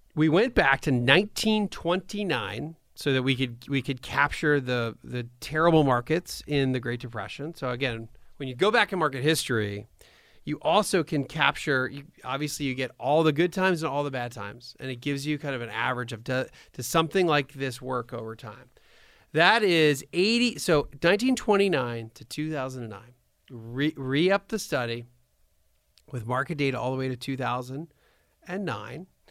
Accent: near Bryn Mawr, Pennsylvania, United States; I'm from Pennsylvania, so I was actually, grew up kinda near Bryn Mawr

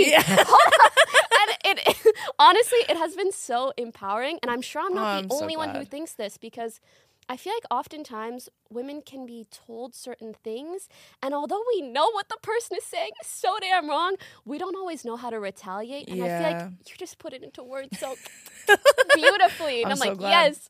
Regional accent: Canada; moved away as an adult; also born or lived in Morocco; now in Los Angeles, United States; For some context, I'm an immigrant. I was born in Morocco, which is in North Africa. Then we moved to Canada. And then when I was 20, I moved to LA.

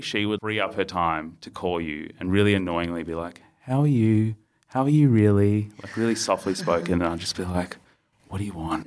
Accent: Melbourne, Victoria, Australia; also born or lived in India / Port Lincoln / Adelaide; we moved from Port Lincoln, pit stop in Adelaide, and then to Melbourne. And I was eighteen months. And then spent childhood here.

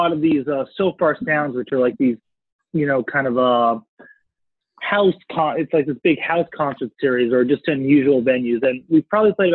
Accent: New York City, New York, United States; also born or lived in Baltimore; I grew up in New York, actually

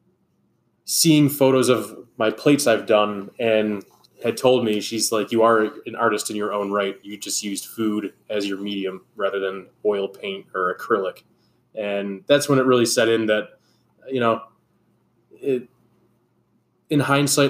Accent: Hamburg, New York, United States; also born or lived in Gulf Coast of Texas; born and raised in Hamburg, New York.

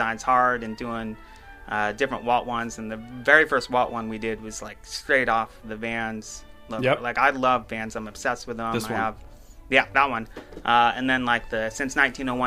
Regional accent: Guam; moved away; also born or lived in California; I lived in California for a while, and I was born on Guam, an island and stuff

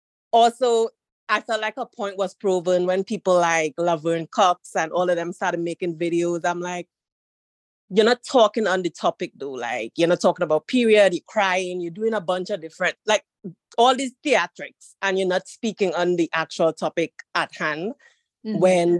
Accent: Trinidad & Tobago; Trinidad and Tobago.

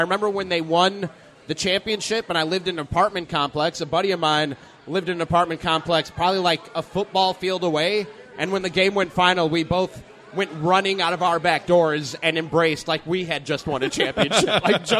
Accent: Chicago, Illinois, United States; I grew up in Chicago.

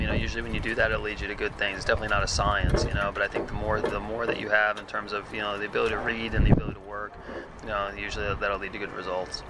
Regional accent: New York, United States; moved away; I was from New York

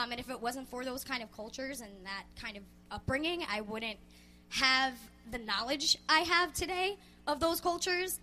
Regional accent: Amityville, New York, United States; I grew up in Amityville, New York

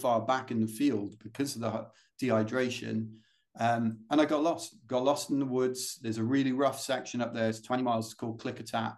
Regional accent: London, United Kingdom; accent: British; We don't get any of these in London

